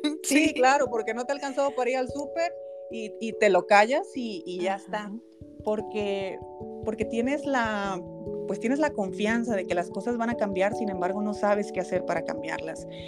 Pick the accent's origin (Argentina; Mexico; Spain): Mexico; Ciudad Obregón, Sonora; now in Guadalajara, Mexico; yo me fui a Ciudad Obregón, que fue mi, es mi ciudad donde yo eh, me crié, y en Sonora